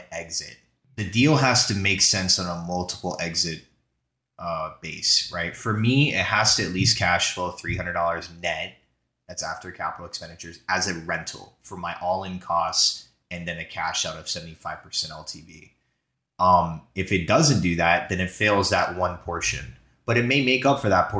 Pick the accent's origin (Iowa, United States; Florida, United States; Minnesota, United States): Florida, United States; moved away; also born or lived in New Jersey; I'm from Florida originally.